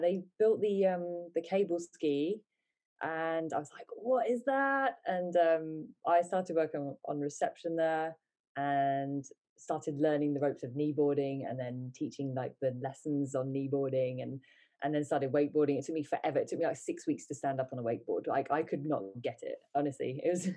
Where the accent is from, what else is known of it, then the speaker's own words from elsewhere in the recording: England, United Kingdom; also born or lived in United States; I was born in England. Uh, we moved to America for a bit, then we moved back to England